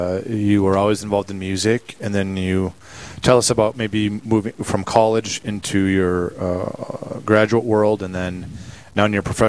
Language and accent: English; North Dakota, United States; being born and raised in North Dakota.